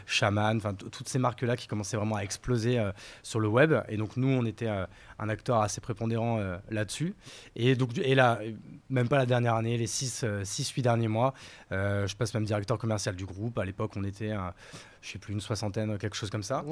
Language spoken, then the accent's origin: French; Courgivaux, Grand Est, France; moved away as an adult; also born or lived in Paris / Bordeaux; Je suis né à Paris. ma famille est parisienne depuis 3-4 générations. Et ma mère et mon père, quand j'étais petit, ont eu la bonne idée d'aller vivre en Champagne-Ardenne, dans la Marne pour être plus précis, dans un village de 300 habitants.